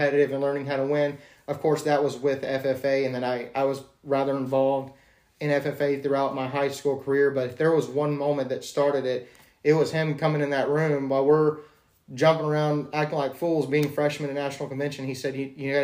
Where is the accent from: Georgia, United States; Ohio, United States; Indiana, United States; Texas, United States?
Texas, United States; Iola; I ended up going, as far as school goes, to six different schools before the fifth grade, and then went from fifth grade on to Iola